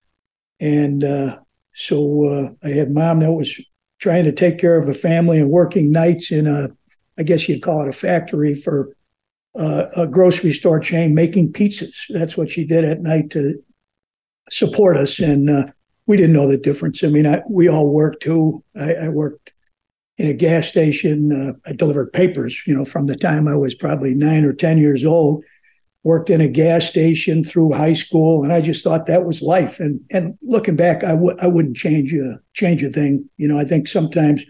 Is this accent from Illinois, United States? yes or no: yes; Chicago, Illinois, United States; I was born and raised in Chicago